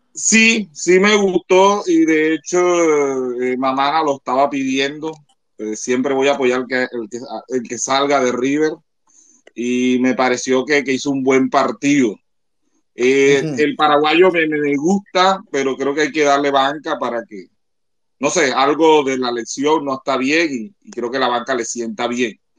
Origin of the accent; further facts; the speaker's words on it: Colombia; yo siendo colombiano